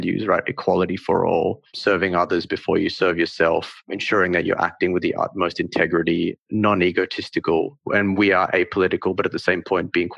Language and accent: English; Northern Territory, Australia; moved away; also born or lived in India; So I was born in India, but I actually grew up in the Northern Territory.